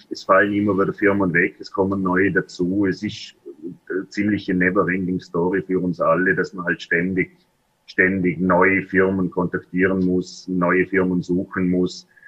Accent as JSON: {"language": "German", "region": "Vorarlberg", "country": "Austria", "tie": "born or raised there", "said": "Äh, wo ich danke sagen darf, ist meine Heimatgemeinde äh, in Vorarlberg unterstützt uns jedes Jahr"}